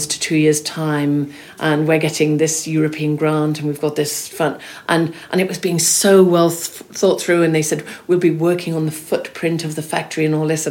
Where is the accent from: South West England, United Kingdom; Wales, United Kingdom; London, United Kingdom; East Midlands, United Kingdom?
Wales, United Kingdom; Swansea; when I was growing up in South Wales, I remember going into Smith's and there'd be glossy magazines on the shelves in the magazine sort of section in Smith's in Swansea